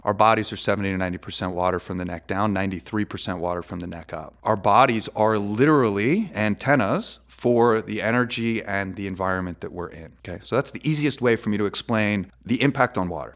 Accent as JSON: {"language": "English", "region": "New York", "country": "United States", "moved": "yes", "lives_now": "Las Vegas, United States", "said": "I'm originally from New York"}